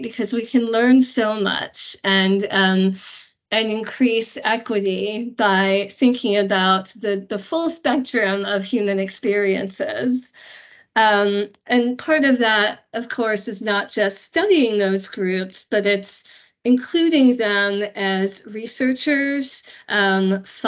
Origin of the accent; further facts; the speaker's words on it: United States; as an American